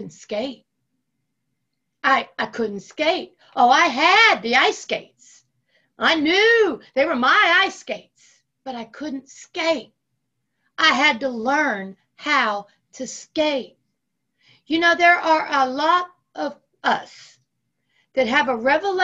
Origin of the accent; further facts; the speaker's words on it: Ohio, United States; I grew up in Ohio